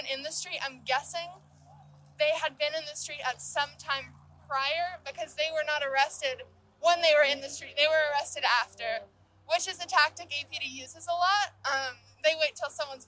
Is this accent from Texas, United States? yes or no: yes; Austin, Texas, United States; I am from Austin, born and raised